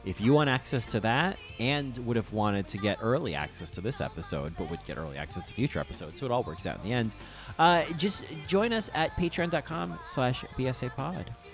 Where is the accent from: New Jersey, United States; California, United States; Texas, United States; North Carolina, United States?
New Jersey, United States; when I was a kid growing up in New Jersey